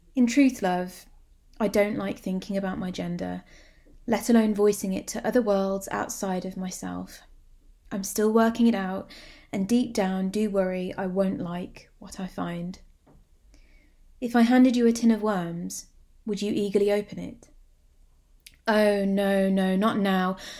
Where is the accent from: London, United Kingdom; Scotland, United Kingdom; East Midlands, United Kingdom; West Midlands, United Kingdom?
West Midlands, United Kingdom; Birmingham; my hometown